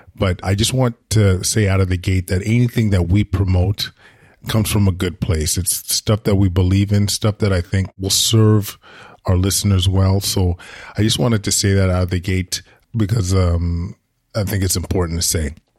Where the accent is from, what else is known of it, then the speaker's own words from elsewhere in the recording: Edmonton, Alberta, Canada; now in Ottawa, Canada; I grew up in Edmonton